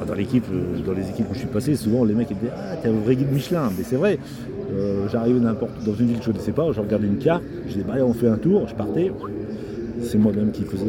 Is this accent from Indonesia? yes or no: no; Normandy, France; je suis normand